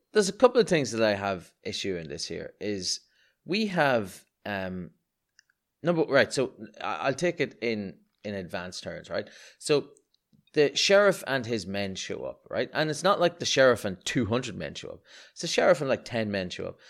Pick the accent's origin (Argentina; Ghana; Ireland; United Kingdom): Ireland; as an Irishman